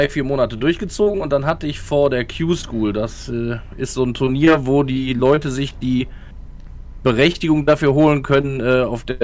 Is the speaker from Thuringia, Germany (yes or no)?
yes; Gogarten, Thuringia, Germany; Ich bin einfach einer, der in Gogarten aufgewachsen ist